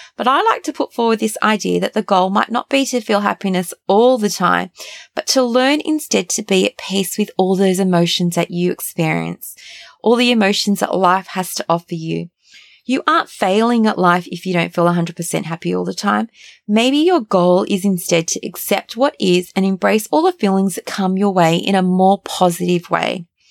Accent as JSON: {"language": "English", "country": "Australia", "tie": "born or raised there", "said": "Growing up in Australia"}